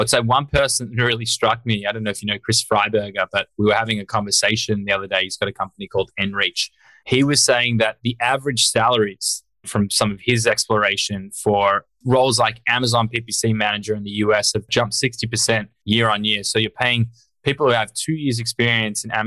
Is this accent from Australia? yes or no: yes; Australia; moved away as an adult; now in United States; I'm Australian originally. I grew up over there.